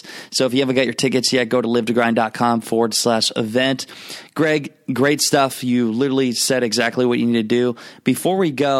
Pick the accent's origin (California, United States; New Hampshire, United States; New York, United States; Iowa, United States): Iowa, United States; moved away; where we went back to Iowa. We show my hometown.